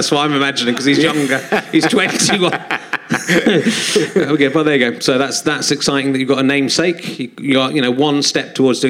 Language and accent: English; Yorkshire and the Humber, United Kingdom; born or raised there